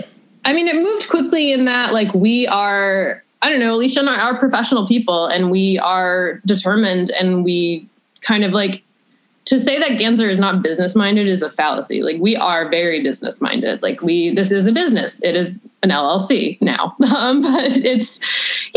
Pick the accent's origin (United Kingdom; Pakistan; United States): United States; Berkshire County, Massachusetts; now in Chicago, United States; I'm from Berkshire County, and the arts is one thing that is pretty valued over there, which I think is good in a very small kind of like podunk Massachusetts area.